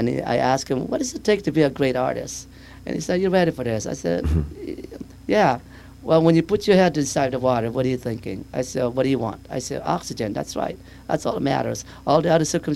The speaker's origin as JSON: {"language": "English", "town": "Camarillo", "region": "California", "country": "United States", "tie": "born or raised there", "said": "I grew up in Camarillo, which is Ventura County"}